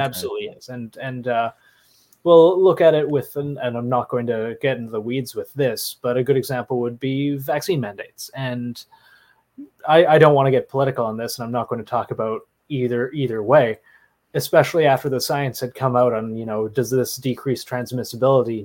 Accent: Canada; do not judge me for being Canadian

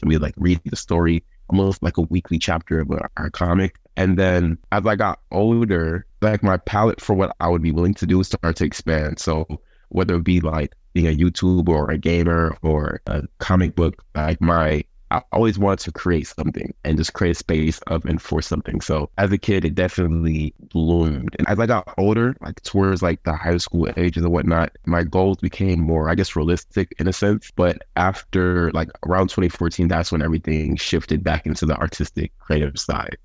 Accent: Covington, Georgia, United States; also born or lived in Bronx, New York; I'm from the Bronx, New York, and I moved to Covington, Georgia in 2007

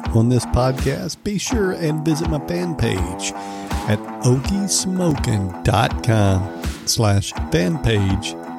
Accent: Oklahoma, United States; I am from Oklahoma

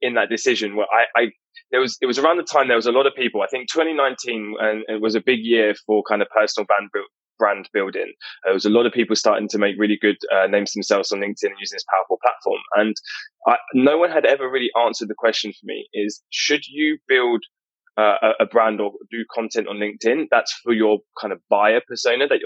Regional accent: Enfield, London, United Kingdom; So I grew up in North London in a place called Enfield.

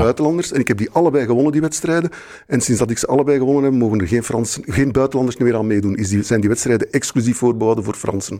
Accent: Brussels, Brussels-Capital Region, Belgium; ik ben in Brussel geboren, dus ik heb Brussel zien veranderen de laatste vijftig jaar zelf

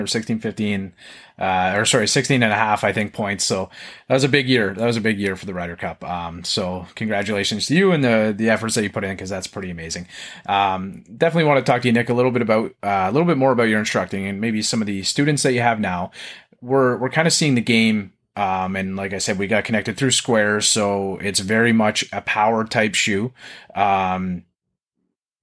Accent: Canada; accent: Canadian; my Canadian accent.

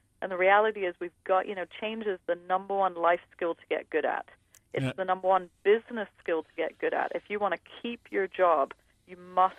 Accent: New York City, New York, United States; born there; You know, I was born in New York City, and I was raised in 6 different countries.

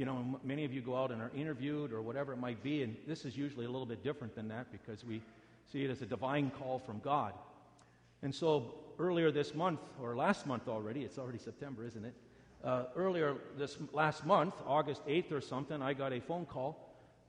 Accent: Canada; also born or lived in United States; I'm a Canadian, but I have an American wife

